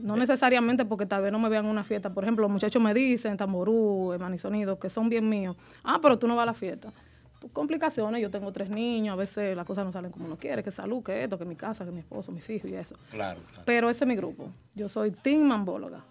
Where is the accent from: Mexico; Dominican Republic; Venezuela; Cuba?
Dominican Republic; Mata Bonita, near Nagua, María Trinidad Sánchez; De Matabonita